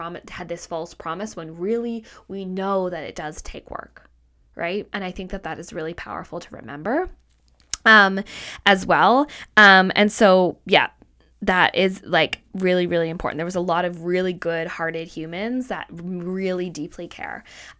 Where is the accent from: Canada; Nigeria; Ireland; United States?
Canada; also born or lived in Australia; I'm like, I am like from Canada. I live in a city and I used to live in Australia.